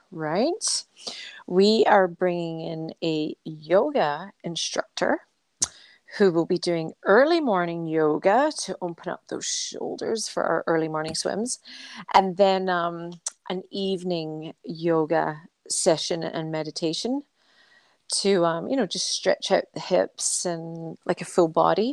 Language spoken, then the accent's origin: English; Scotland, United Kingdom; accent: Scottish; my Scottish accent.